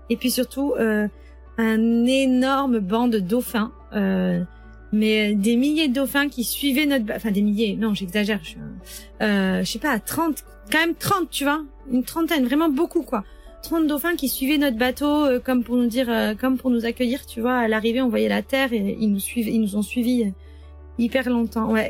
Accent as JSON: {"language": "French", "country": "France", "moved": "as an adult", "said": "ça fait depuis 2008 que j'ai quitté la France et que j'habite un peu partout dans le monde."}